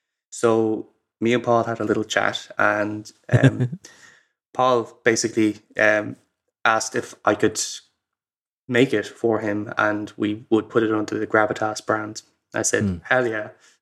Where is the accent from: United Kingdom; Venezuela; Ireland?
Ireland; So, I'm Irish. And I'm very proud of it.